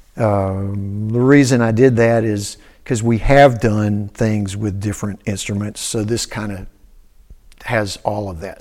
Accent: Cookeville, Tennessee, United States; moved away as an adult; also born or lived in Shelbyville, Tennessee / New York; my dad taught at Tennessee Tech. Uh, so I grew up in Cookville

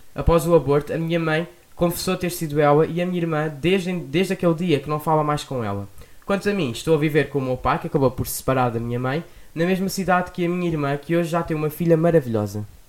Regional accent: Lisbon, Portugal; sou de Lisboa

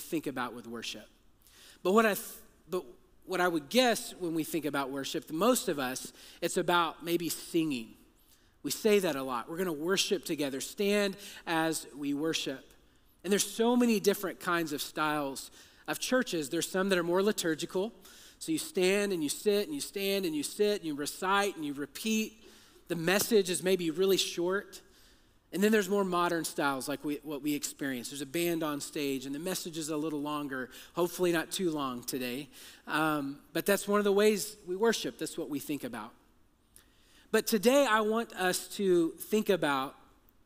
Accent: Texas, United States; I'm from Texas

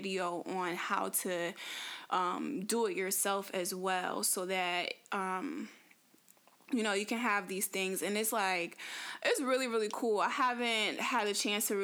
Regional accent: Connecticut, United States; moved away as an adult; I come from Connecticut, so I was born and raised in Connecticut. I lived there for 25 years

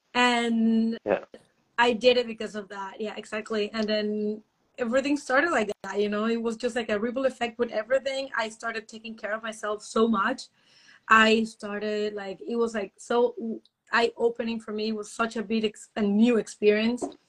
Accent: Panama; moved away as an adult; now in Germany; I am from Panama actually, and I'm living in Germany since almost almost six years already.

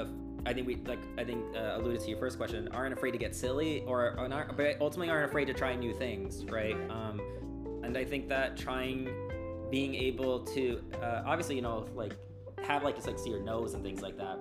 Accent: Long Beach, California, United States; moved away as an adult; also born or lived in San Francisco Bay Area; now in New York City, United States; I'm from Long Beach

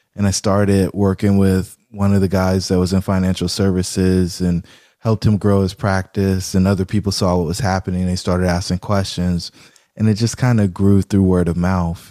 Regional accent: Fayetteville, North Carolina, United States; I grew up in Fayetteville, North Carolina

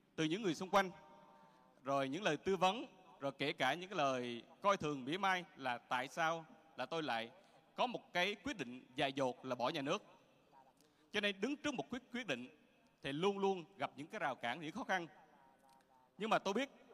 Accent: Quang Ngai, Vietnam; Tôi sinh ra ở Quảng Ngãi.

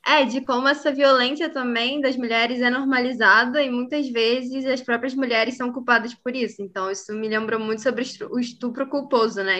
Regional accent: Rio de Janeiro, Brazil; eu sou carioca

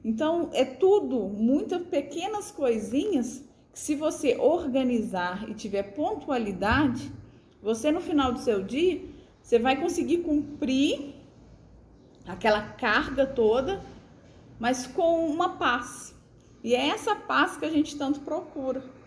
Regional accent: Brazil; como uma boa brasileira

